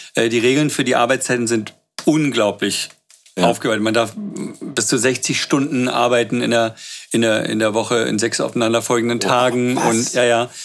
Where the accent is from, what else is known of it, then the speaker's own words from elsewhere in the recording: Berlin, Germany; Aber ich bin seit ich fünf bin äh, äh, in Berlin